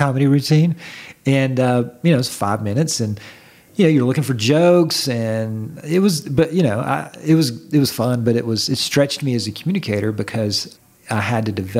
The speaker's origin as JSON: {"language": "English", "town": "Atlanta", "region": "Georgia", "country": "United States", "said": "I'm from Atlanta. we don't have snow here."}